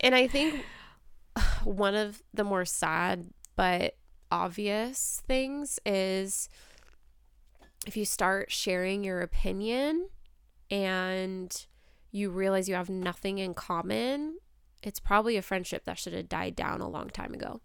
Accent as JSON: {"language": "English", "country": "United States", "tie": "born or raised there", "said": "I was born in America. I was raised in America."}